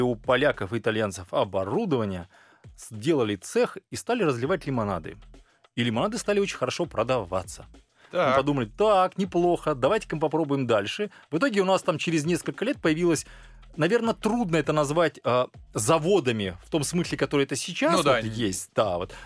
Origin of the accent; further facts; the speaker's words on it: Karaganda, Karaganda Region, Kazakhstan; родился я как э, в замечательном городе Караганда